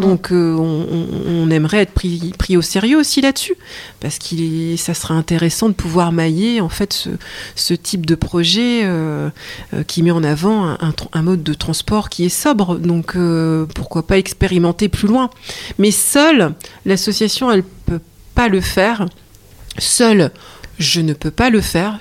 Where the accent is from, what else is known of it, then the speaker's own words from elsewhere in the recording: Lille, Hauts-de-France, France; je suis lilloise